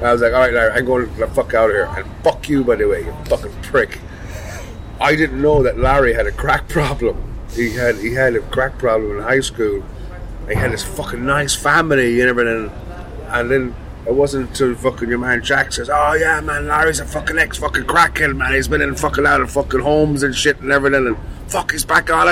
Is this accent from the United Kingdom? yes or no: no; Ireland; I'm from Ireland